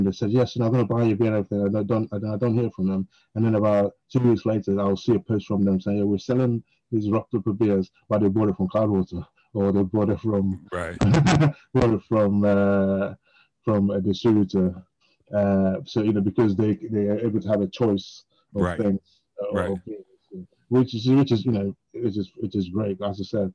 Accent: London, United Kingdom; moved away; I grew up in North London, and the buses were running 24/7.

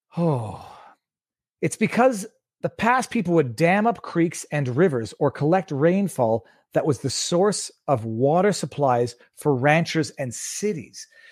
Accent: Canada; I'm Canadian

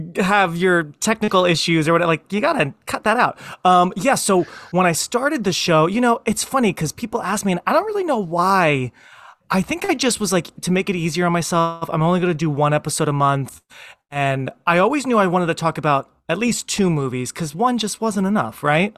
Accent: Philadelphia, Pennsylvania, United States; me growing up in the Philly area

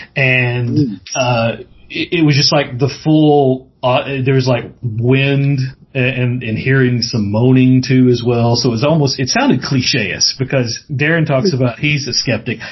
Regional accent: Mississippi, United States; I'm from the South so uh, grew up in Mississippi born and raised there

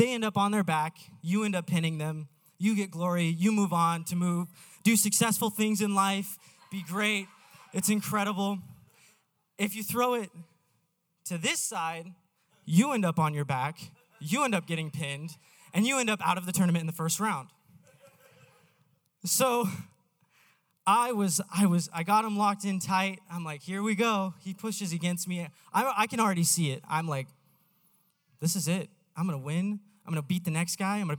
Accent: Idaho, United States; I was born and raised in Idaho

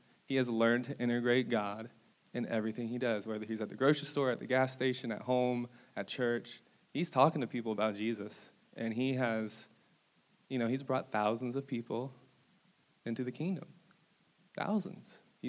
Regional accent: Brazil; born there; so I was like a missionary kid. I was born in Brazil.

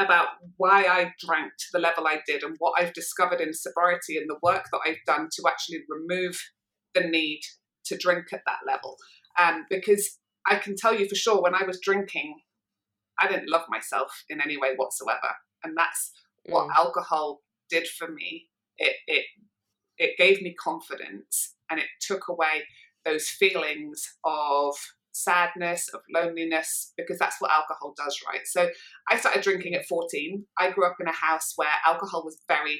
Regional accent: Manchester, North West England, United Kingdom; I was growing up in Manchester

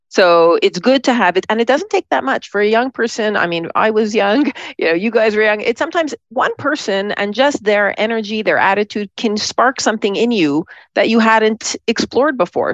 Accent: Montreal, Quebec, Canada; moved away as an adult; also born or lived in Toronto / New York City; I grew up in Montreal

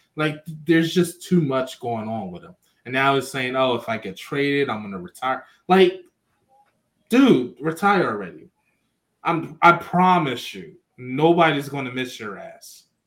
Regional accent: Philadelphia, Pennsylvania, United States; I'm from Philadelphia

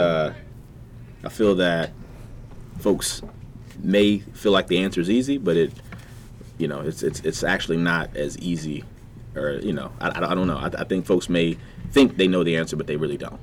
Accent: Virginia Beach, Virginia, United States; growing up in Virginia Beach, um, College Park to be exact you know, CP.

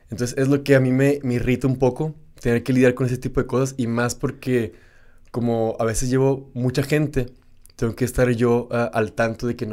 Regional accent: Ciudad Juárez, Chihuahua, Mexico; moved away as an adult; now in Ubud, Indonesia; soy de México, no, no, soy de Juárez

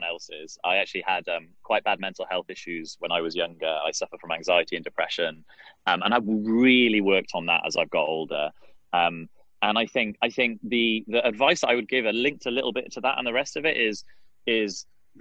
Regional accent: Wales, United Kingdom; accent: British; moved away as an adult; now in Washington, D.C., United States; I grew up in Wales, so we'd play a lot of rugby

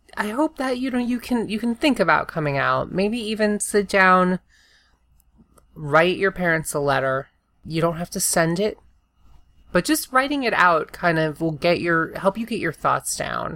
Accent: the South, United States; I'm from the South.

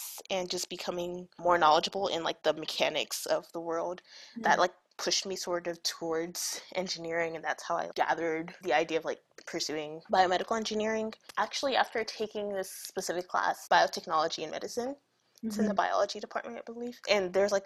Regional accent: Nigeria; moved away; I grew up in Nigeria

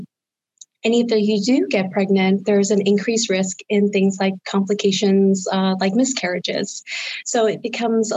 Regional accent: Harrisburg, Pennsylvania, United States; also born or lived in Boston / Philadelphia / Washington, D.C.; I am a native to Central Pennsylvania. I grew up in the Harrisburg area

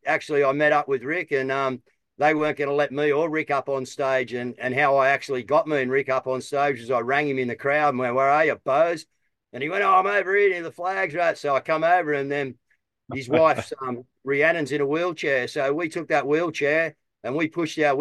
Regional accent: Australia; I'm just an Aussie

